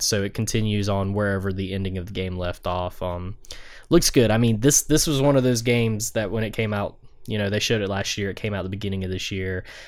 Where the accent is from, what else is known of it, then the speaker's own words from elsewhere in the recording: the South, United States; Drew and I grew up in the South.